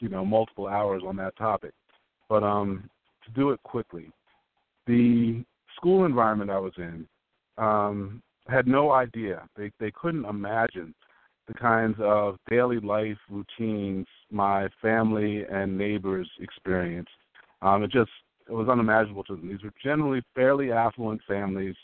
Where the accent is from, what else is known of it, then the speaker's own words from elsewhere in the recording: Freehold, New Jersey, United States; also born or lived in Manalapan, New Jersey; So I grew up in a segregated suburb, a place called Freehold, New Jersey, and then later a very rural African-American migrant community in a larger township called Manalapan